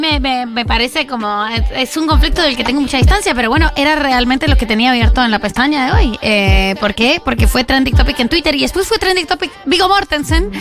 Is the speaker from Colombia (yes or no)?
yes; Colombia; now in Argentina; yo soy colombiana